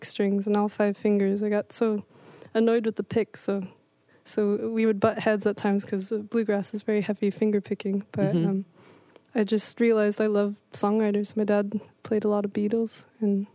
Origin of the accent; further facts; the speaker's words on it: Forest Grove, Oregon, United States; now in Portland, United States; I was raised in Forest Grove, Oregon